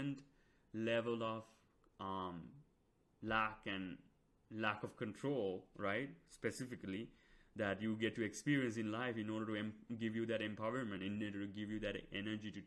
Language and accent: English; Sri Lanka; moved away; I came from Sri Lanka